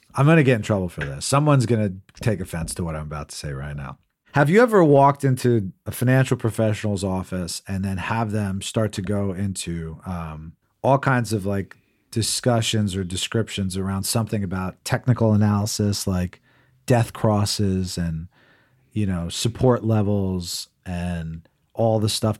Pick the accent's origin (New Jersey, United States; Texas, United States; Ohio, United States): New Jersey, United States; I grew up in New Jersey